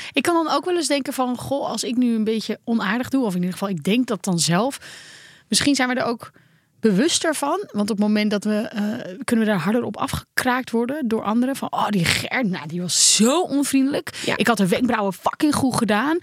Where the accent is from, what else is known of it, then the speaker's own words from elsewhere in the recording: Netherlands; Als Nederlanders